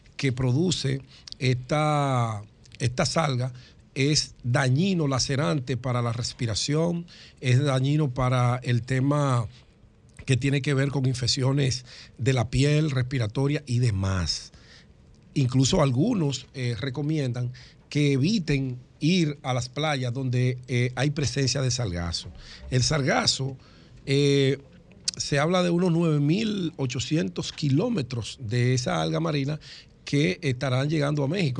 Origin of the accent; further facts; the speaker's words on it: Dominican Republic; me siento satisfecho como dominicano